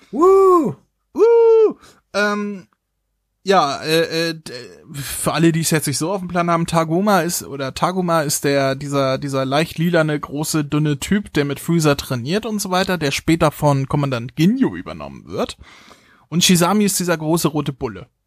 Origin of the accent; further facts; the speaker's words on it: Carinthia, Austria; Kärntenblut, die kommt aus meiner Heimat.